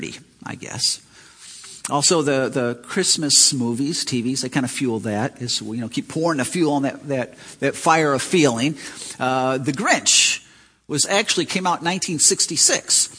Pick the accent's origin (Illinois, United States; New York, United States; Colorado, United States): Illinois, United States; Chicago; I grew up in Chicago City